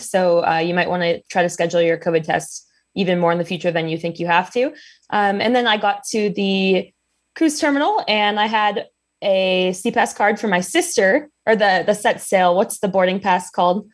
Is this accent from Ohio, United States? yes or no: yes; Ohio, United States; I grew up in Ohio